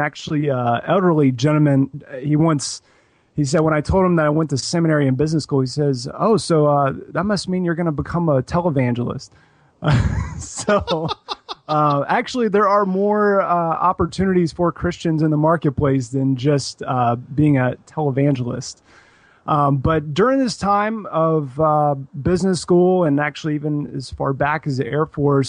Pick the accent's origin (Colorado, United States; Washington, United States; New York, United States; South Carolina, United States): South Carolina, United States; Columbia; now in Houston, United States; I am from Columbia, South Carolina, and I've lived in a couple of different places since then, but currently, I'm living in Houston, Texas